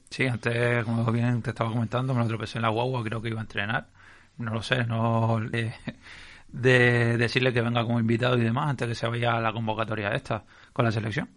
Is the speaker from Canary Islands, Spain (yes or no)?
yes; Canary Islands, Spain